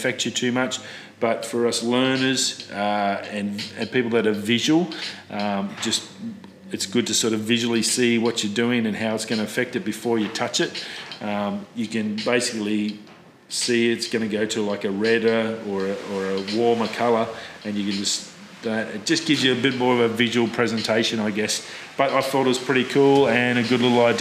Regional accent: Australia; as an Australian

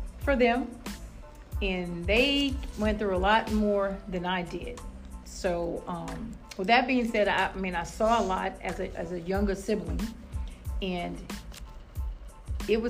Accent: New Iberia, Louisiana, United States; I am from New Iberia, Louisiana, born and raised there.

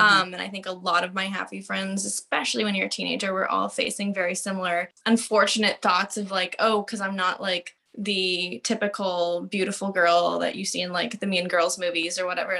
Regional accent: Victoria, British Columbia, Canada; I grew up in Victoria.

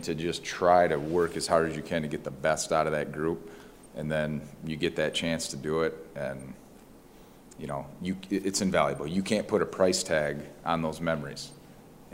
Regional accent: Michigan, United States; It's my home state. I have no intentions of leaving

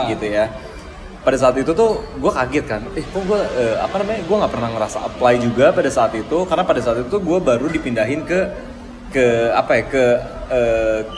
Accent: Bandung, West Java, Indonesia; also born or lived in Jakarta; oh di Bandung ya kebetulan kan gue orang Bandung

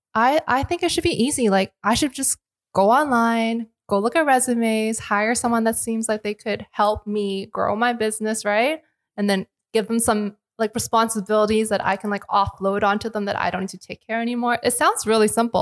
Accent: Unionville, Ontario, Canada; also born or lived in Richmond Hill; now in Toronto, Canada; I was born in Toronto, but I grew up in the suburbs. So Unionville.

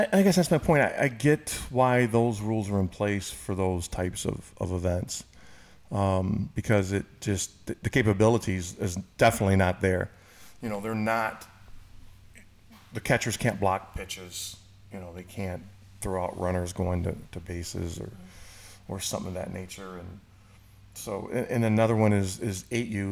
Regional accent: Michigan, United States; moved away; my hometown in Michigan

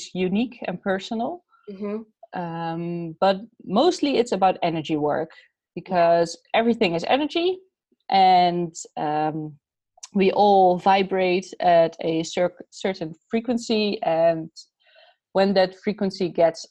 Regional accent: Netherlands; I'm Dutch. I'm from the Netherlands.

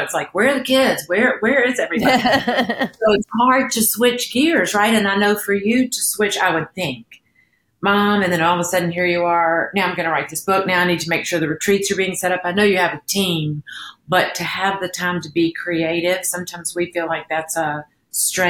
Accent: Alabama, United States; moved away; also born or lived in New York; we're from Alabama

